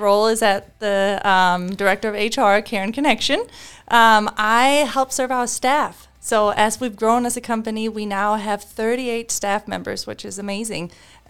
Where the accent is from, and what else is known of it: Denmark; English is a second language; now in United States